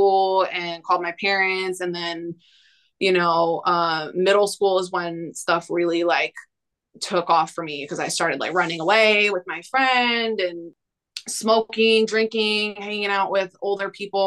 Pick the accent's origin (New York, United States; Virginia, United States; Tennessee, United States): New York, United States; I'm from New York.